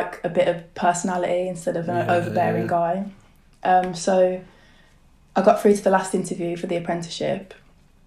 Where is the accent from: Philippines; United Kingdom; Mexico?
United Kingdom; Birmingham, West Midlands; moved away as an adult; also born or lived in Bromsgrove / Sutton Coldfield; now in London, United Kingdom; born in Birmingham. Born and raised in Bromsgrove and Sutton Coldfield